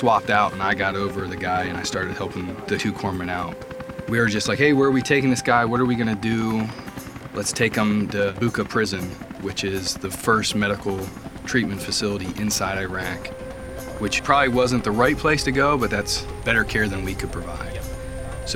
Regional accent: Conneaut, Ohio, United States; I'm originally from Conneaut, Ohio.

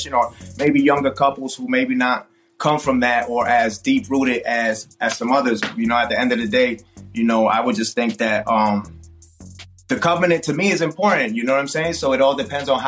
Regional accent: South Florida, United States; growing up in South Florida, we grew up with Miami bass

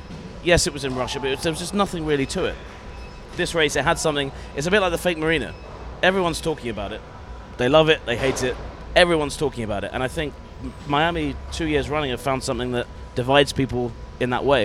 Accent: United Kingdom; we're British.

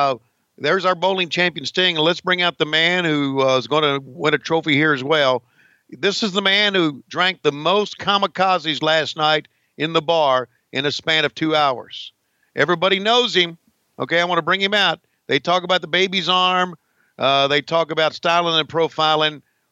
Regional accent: Chicago, Illinois, United States; Let me tell you something. I'm from Chicago, Illinois. You know where Chicago, Illinois is?

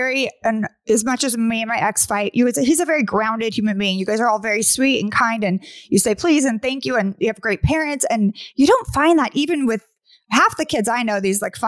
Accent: Sacramento, California, United States; I grew up in Sacramento. So like Oakland is right there.

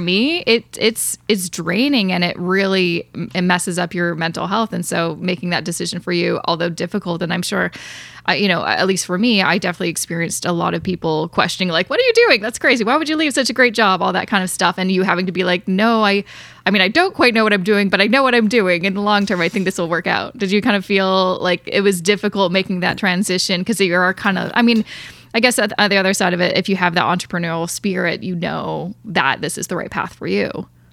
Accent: Canada

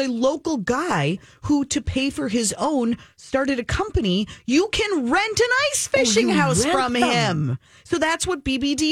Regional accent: Minnesota, United States; as a Minnesotan for most of the years

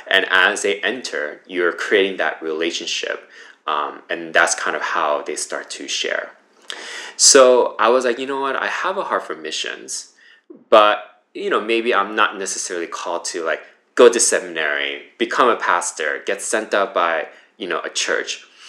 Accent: United States; also born or lived in Flushing, New York; I grew up in the New Jersey, New York area, uh, born in Flushing

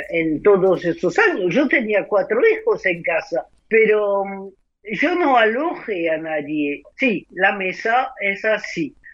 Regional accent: France; also born or lived in Argentina; llego a Argentina, soy argentina, vuelvo a Francia, soy

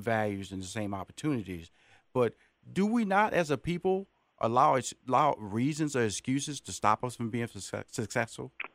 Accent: Houston, Texas, United States; also born or lived in Atlanta, Georgia; I'm born and raised in Houston.

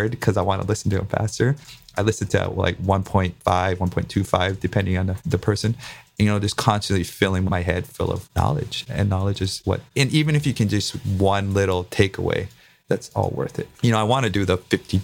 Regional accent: Big Island, Hawaii, United States; I grew up on the Big Island

